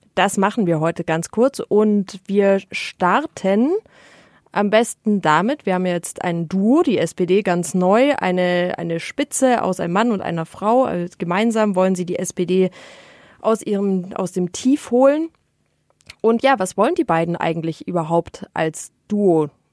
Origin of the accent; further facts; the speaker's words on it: Munich, Bavaria, Germany; als Münchner